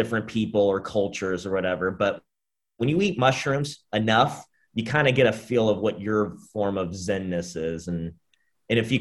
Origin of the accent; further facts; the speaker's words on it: Orange County, California, United States; I spent many years growing up in Orange County.